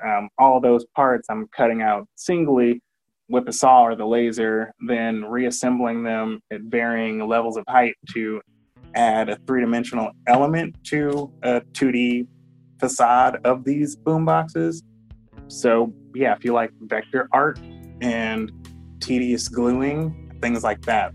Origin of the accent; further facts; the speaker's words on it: Benton Harbor, Michigan, United States; I was raised in Benton Harbor, Michigan, as an adopted child of two really cool people.